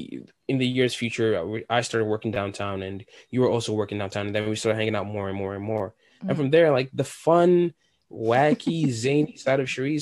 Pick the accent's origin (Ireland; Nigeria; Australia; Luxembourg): Nigeria; English is a second language; like I don't have an accent anymore, but it's like, oh my God, like … Oh, you have an accent. Where are you from? And I tell them, and they were intrigued.